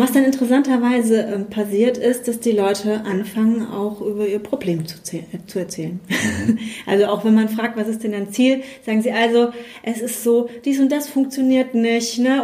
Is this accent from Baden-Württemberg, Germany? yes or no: no; Spabrücken, Rhineland-Palatinate, Germany; Ich komme aus ähm, dem kleinen Ort Sparbrücken, der ist in der Nähe von Bad Kreuznach